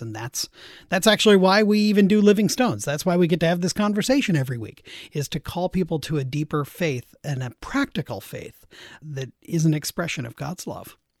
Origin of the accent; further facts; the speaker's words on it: Seattle, Washington, United States; I grew up there in Seattle